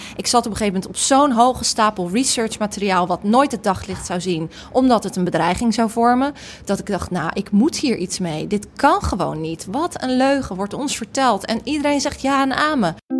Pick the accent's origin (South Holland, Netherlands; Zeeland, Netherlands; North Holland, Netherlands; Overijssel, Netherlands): South Holland, Netherlands; Rotterdam; ik kom uit Rotterdam, ik spreek die taal